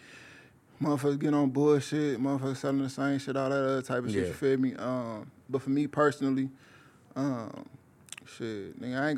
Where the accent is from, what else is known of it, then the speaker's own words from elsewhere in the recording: Hammond, Indiana, United States; Shit, I'm from East Hammond originally.